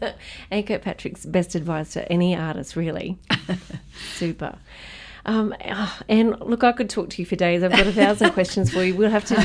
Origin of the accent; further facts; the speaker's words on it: Tamworth, New South Wales, Australia; yes, I am a country music singer and I'm from Tamworth.